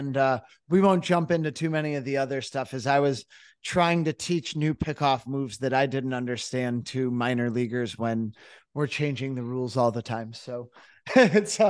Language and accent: English; Cooperstown, New York, United States; I'm from Cooperstown, New York, originally